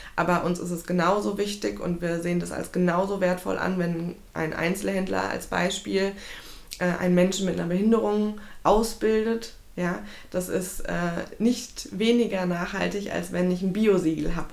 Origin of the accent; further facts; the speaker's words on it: Frankfurt, Hesse, Germany; gebürtige Frankfurterin